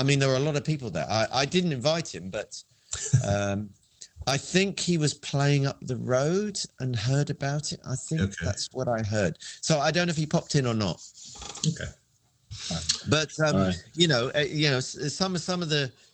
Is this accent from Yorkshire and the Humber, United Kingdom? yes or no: no; London, United Kingdom; I grew up in Wimbledon, which is quite a green, you know, there's Wimbledon Common and Richmond Park. It's a very green